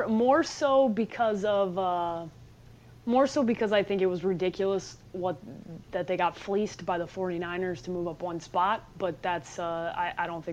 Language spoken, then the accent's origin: English; Chicago, Illinois, United States; moved away as an adult; also born or lived in Nebraska; now in Scottsdale, United States; Born and raised in Chicago